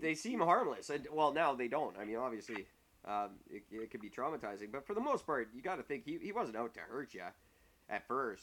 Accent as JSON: {"language": "English", "country": "Canada", "said": "I'm from Canada."}